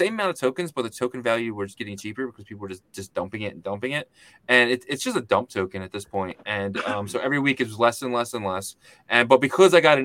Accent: Philadelphia, Pennsylvania, United States; I'm from Philadelphia

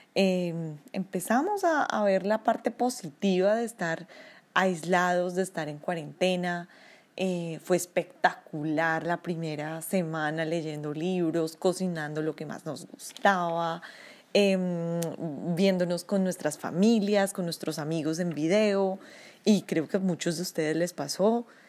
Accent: Colombia; now in Oslo, Norway; Soy una colombiana, vivo en Oslo, Noruega

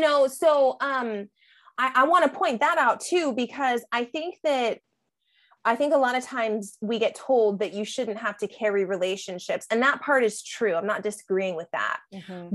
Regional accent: San Diego, California, United States; moved away as an adult; now in Gainesville, United States; San Diego, where I, I grew up. I lived there for 30 years.

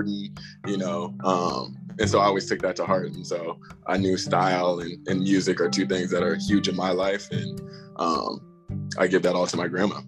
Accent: Phoenix, Arizona, United States; I'm from Phoenix, Arizona

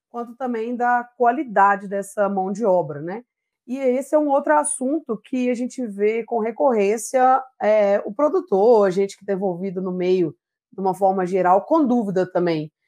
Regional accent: Simonésia, Minas Gerais, Brazil; a gente é natural de Simonésia, é uma pequena cidade na região das Matas de Minas, né? Ao leste do estado de Minas Gerais

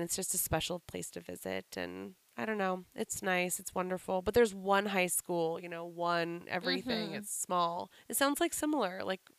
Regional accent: Whidbey Island, Washington, United States; moved away; we lived around and then moved to Whidbey when I was in third grade. So, but I'd gone there my whole life, but in the summer

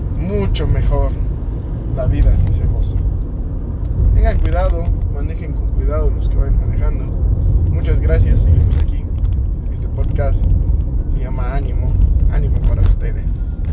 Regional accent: Mexico; tengamos la certeza como mexicanos

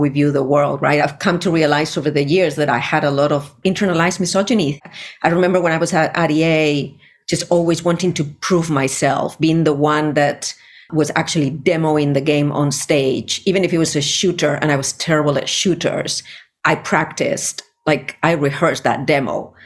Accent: Spain; moved away; I was born in Spain in the 70s in a Navy household

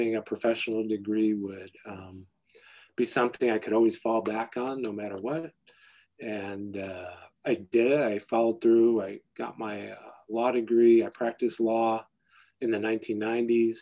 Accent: Binghamton, New York, United States; I grew up in Binghamton, New York, upstate New York

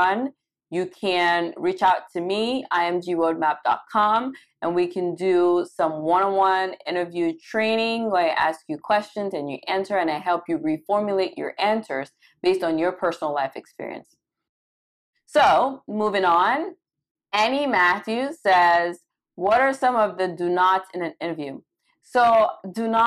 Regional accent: Cameroon; moved away as an adult; also born or lived in Caribbean; now in United States; I was born and raised in Cameroon. I lived there for a majority of my life.

